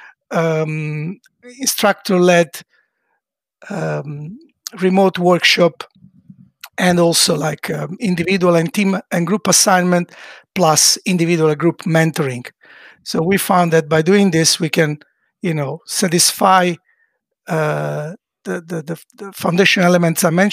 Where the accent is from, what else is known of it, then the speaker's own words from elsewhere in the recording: Italy; now in Sweden; an Italian living in Sweden